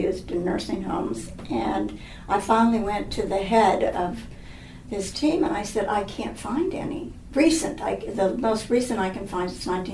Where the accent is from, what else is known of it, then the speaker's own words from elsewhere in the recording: Los Angeles, California, United States; I grew up in Hollywood. My father was in the movie business.